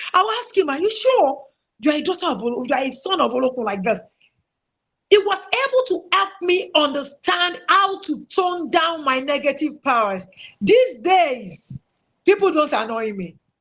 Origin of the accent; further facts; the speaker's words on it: Owo, Ondo, Nigeria; my hometown, Owo